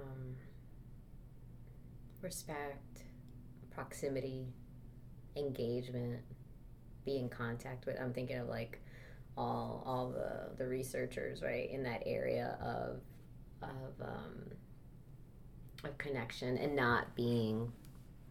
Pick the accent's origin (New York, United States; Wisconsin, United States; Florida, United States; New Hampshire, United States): Florida, United States; Miami; moved away; also born or lived in East Coast / Midwest; I am from Miami, Florida.